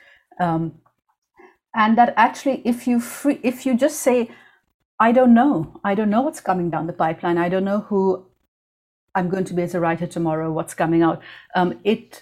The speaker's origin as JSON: {"language": "English", "town": "Karachi", "region": "Sindh", "country": "Pakistan", "tie": "born or raised there", "said": "I was growing up in the Zia years in Pakistan"}